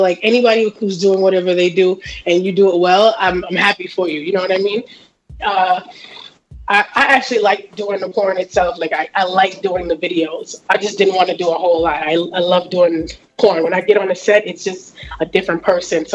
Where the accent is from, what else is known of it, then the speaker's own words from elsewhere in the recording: New York City, New York, United States; I'm from Jamaica, Queens.